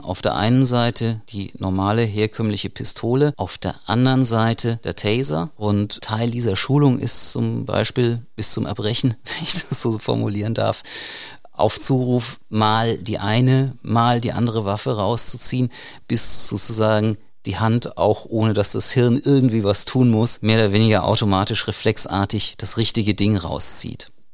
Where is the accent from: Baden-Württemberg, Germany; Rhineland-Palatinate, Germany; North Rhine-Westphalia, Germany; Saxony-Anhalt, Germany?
Rhineland-Palatinate, Germany; hier bei uns in der Pfalz